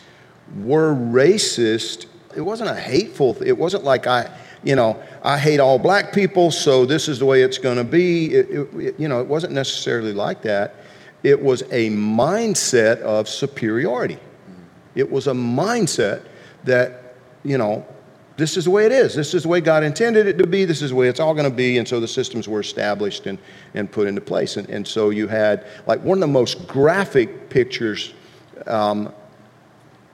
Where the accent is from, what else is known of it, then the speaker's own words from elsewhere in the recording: Deep South, United States; growing up in the Deep South